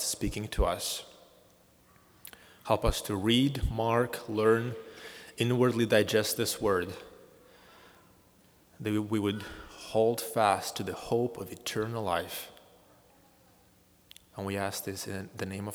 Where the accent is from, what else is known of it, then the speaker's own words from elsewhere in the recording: Moldova; moved away; my home country of Moldova